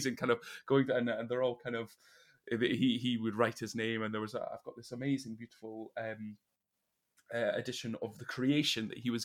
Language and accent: English; Elgin, Scotland, United Kingdom; moved away as an adult; also born or lived in Aberdeen; now in Manchester, United Kingdom; I was born in Aberdeen and then moved to this wee place called Elgin, which is kind of midway between Inverness and Aberdeen. So it's in the northeast of Scotland, and grew up there